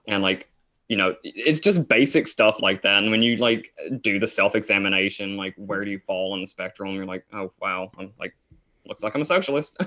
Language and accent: English; Tennessee, United States; Isaac and I are from Tennessee. Um, I currently still live in Tennessee